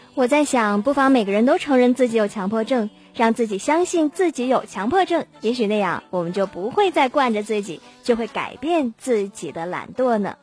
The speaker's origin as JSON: {"language": "Chinese", "town": "Harbin", "region": "Heilongjiang", "country": "China", "said": "咱们哈尔滨还好"}